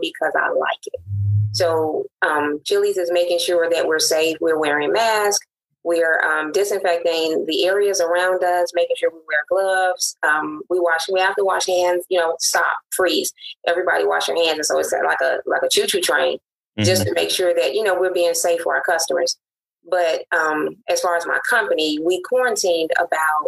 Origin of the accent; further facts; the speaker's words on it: Chicago, Illinois, United States; moved away as an adult; also born or lived in Jackson, Tennessee; I am originally from Chicago, born and bred